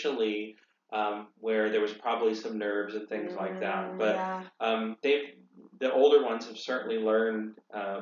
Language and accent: English; Monterey, California, United States; moved away; also born or lived in St. Louis / San Luis Obispo; I grew up in Monterey, but this is my first home away from home.